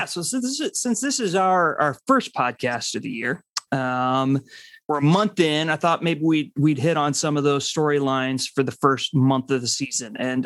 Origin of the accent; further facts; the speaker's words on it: Rockford, Illinois, United States; I'm from Rockford, Illinois, which is, you know, far northwest of Chicago.